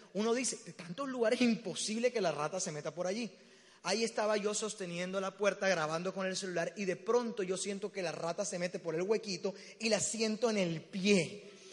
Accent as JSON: {"language": "Spanish", "town": "Barranquilla", "region": "Atlántico", "country": "Colombia", "tie": "born or raised there", "accent": "costeño", "moved": "as an adult", "lives_now": "Medellín, Colombia", "said": "Me encanta estar en mi tierra. Yo no soy paisa, soy barranquillero."}